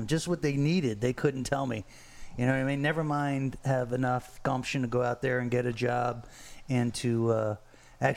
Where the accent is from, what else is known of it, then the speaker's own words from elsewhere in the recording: Fort Lauderdale, Florida, United States; I grew up on Los Olmos Boulevard, I mean, we moved there. I was in second or third grade